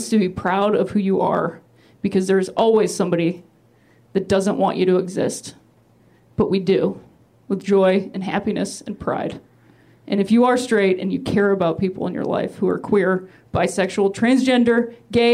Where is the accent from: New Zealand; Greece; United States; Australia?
United States; Akron, Ohio; I'm from Akron, Ohio